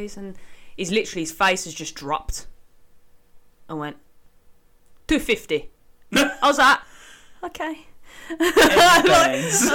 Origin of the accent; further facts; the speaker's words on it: England, United Kingdom; we are not very well liked as British people, English people